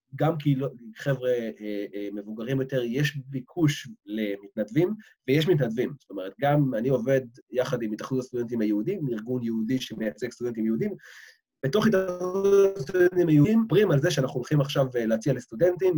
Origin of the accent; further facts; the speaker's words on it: Israel; moved away as an adult; now in London, United Kingdom; בתור ישראלי שחי פה